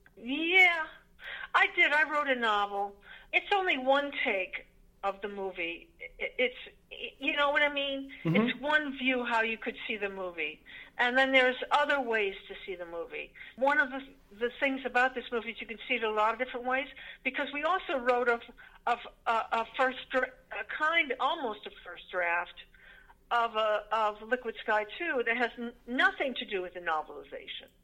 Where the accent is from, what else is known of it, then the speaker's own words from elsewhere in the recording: Connecticut, United States; in Connecticut, the town I was born